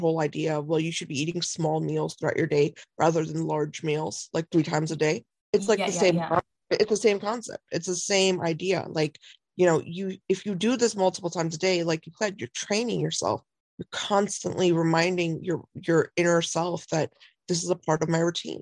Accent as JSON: {"language": "English", "country": "India", "said": "I'm Indian"}